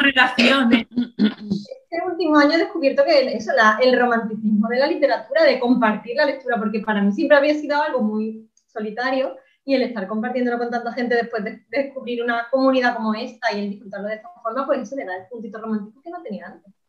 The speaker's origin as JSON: {"language": "Spanish", "town": "Málaga", "region": "Andalusia", "country": "Spain", "said": "yo soy de Málaga"}